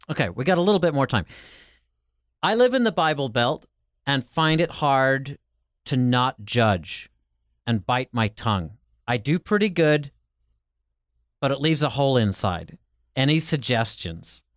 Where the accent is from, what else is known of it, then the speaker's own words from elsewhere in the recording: Ireland; now in United States; I'm from Ireland and came to America